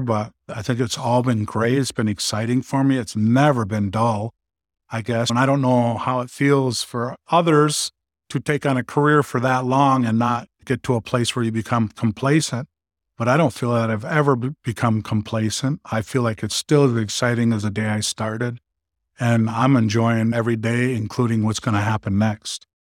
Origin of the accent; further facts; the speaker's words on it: Manistique, Michigan, United States; also born or lived in Germany / Colorado; I grew up just west of here, about just over two hours and fifteen minutes in Manistee, Michigan